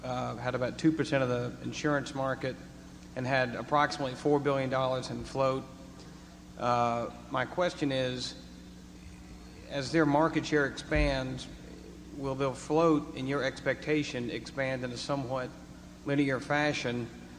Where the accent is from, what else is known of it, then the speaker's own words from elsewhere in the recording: Atlanta, Georgia, United States; I'm a shareholder from Atlanta, Georgia.